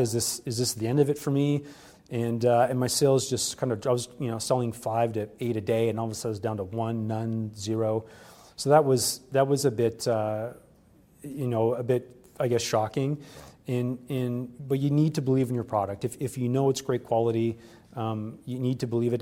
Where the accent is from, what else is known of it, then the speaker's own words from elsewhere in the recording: Canada; being a Canadian